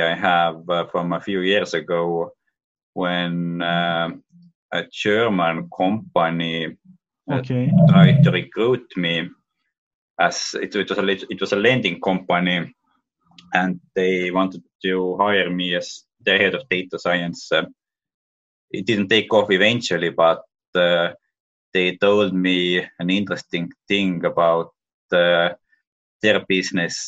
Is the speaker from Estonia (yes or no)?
yes; Tallinn, Harju County, Estonia; moved away as an adult; also born or lived in Boston, United States; I was born in Tallinn, Estonia.